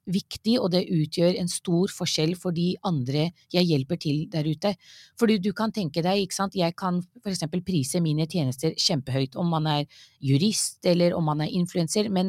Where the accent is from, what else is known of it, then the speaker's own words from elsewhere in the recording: Norway; Ja, jeg er født og oppvokst i Norge.